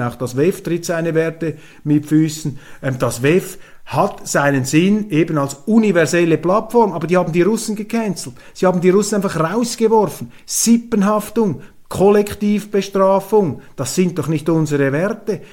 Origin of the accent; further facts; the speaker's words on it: Switzerland; ich als Schweizer